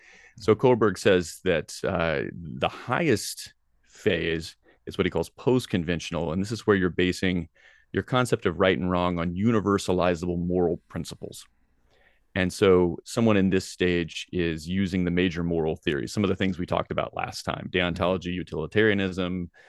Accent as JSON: {"language": "English", "region": "Tennessee", "country": "United States", "tie": "born or raised there", "said": "I mean, I was raised in Tennessee, and there's a lot of wonderful things about the South."}